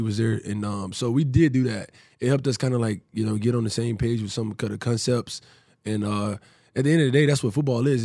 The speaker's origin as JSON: {"language": "English", "town": "Prattville", "region": "Alabama", "country": "United States", "tie": "born or raised there", "also_born_or_lived": "Tampa", "moved": "as an adult", "lives_now": "Houston, United States", "said": "growing up in, in Prattville and Montgomery's right there"}